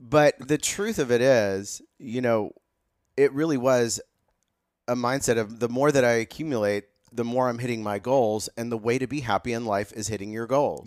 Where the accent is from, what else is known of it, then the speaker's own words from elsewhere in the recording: Carmel, Indiana, United States; moved away as an adult; also born or lived in Ethiopia; I grew up in Carmel, Indiana, right down the road from you, Johnny